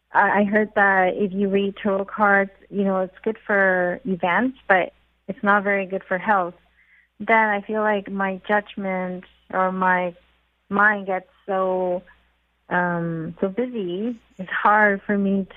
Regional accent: Victoria, British Columbia, Canada; I'm from Victoria.

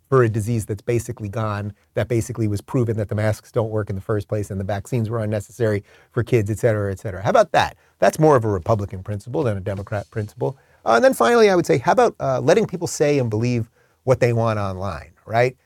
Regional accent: Long Island, New York, United States; moved away; I grew up in Long Island

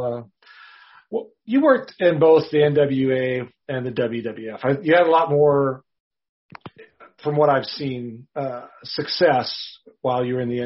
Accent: Wisconsin, United States; I grew up in Wisconsin

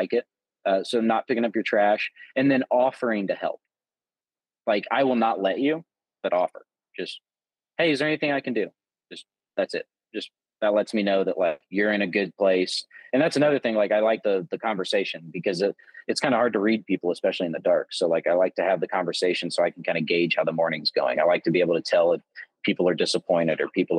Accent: Southern Illinois, United States; moved away; also born or lived in Texas / Oklahoma; I grew up in Southern Illinois

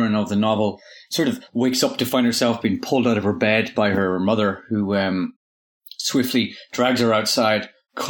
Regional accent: Inishowen, County Donegal, Ireland; I grew up in Inishowen, in North Donegal

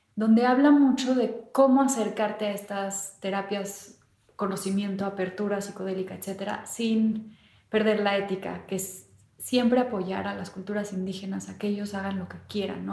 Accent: Mexico

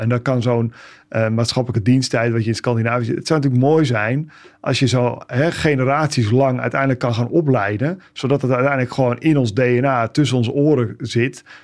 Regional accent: Netherlands

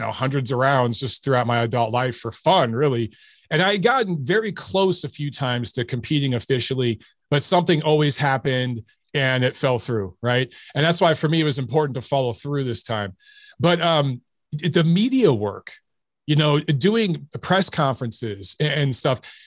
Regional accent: Detroit, Michigan, United States; I grew up in Detroit

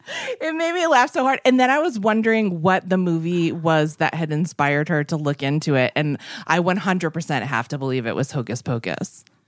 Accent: Massachusetts, United States; I'm from Massachusetts

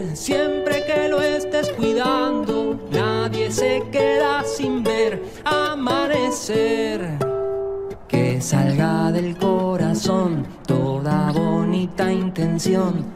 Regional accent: Villa Tulumaya, Mendoza, Argentina; Soy músico de la provincia de Mendoza, que pertenece a la región de Cuyo. Soy de La Valle, Villa Tulumaya

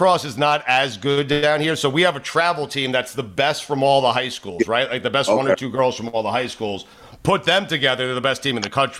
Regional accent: Port Washington, New York, United States; I'm from Port Washington.

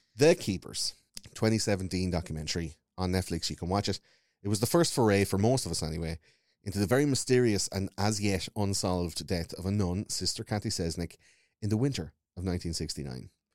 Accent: Wexford, Leinster, Ireland; I grew up in Wexford

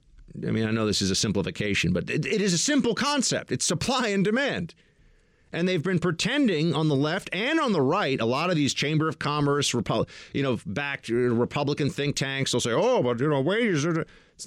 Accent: Oshkosh, Wisconsin, United States; I'm from Oshkosh, and I love Wisconsin.

